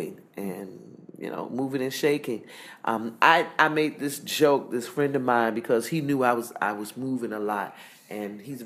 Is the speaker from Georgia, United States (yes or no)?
yes; Augusta, Georgia, United States; moved away as an adult; now in United Arab Emirates; I was born and raised in Augusta, Georgia.